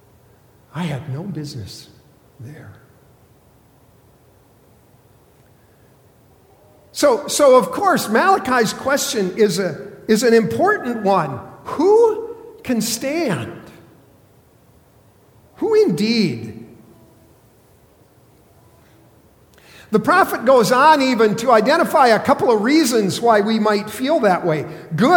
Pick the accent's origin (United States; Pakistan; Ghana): United States; South Dakota; I grew up in South Dakota.